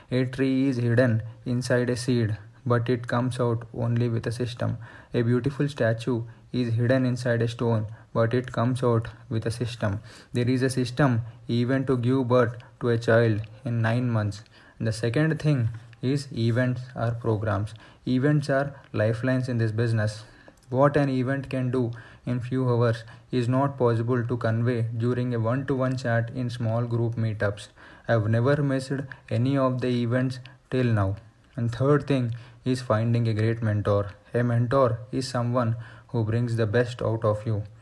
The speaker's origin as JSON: {"language": "English", "town": "Hyderabad", "region": "Telangana", "country": "India", "tie": "born or raised there", "said": "I have completed my engineering from mechanical. I was born and brought up in Hyderabad. Being in a middle class family, like every parents"}